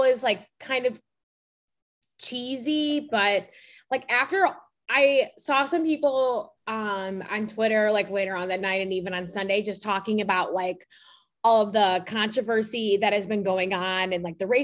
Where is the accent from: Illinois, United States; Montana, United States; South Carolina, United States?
Illinois, United States; Chicago; also born or lived in New York; my friends growing up in Chicago